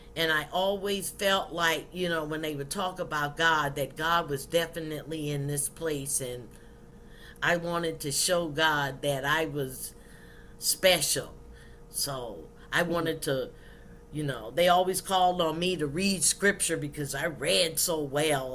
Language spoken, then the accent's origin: English; South Carolina, United States; In 1958, I was born in South Carolina